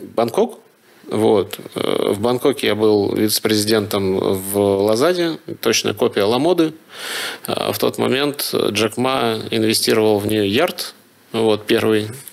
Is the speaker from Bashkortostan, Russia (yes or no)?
yes; Ufa, Bashkortostan, Russia; moved away as an adult; now in Moscow, Russia; я из Уфы